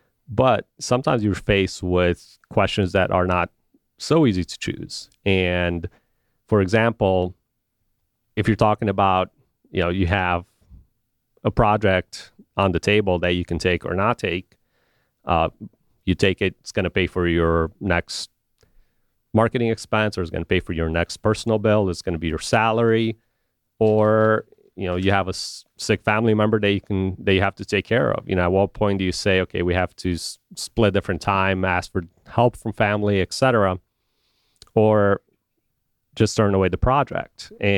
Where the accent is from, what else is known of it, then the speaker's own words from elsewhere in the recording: Romania; also born or lived in Chicago; now in United States; I've only lived in two places essentially in my life, when I grew up in Romania and Chicago